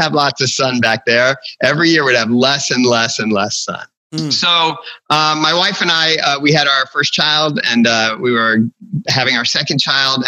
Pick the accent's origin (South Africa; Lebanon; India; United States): United States; Florida; moved away as an adult; also born or lived in Long Island, New York / Chicago; now in Aberdeen, North Carolina, United States; I spent most of the rest of my growing up in Florida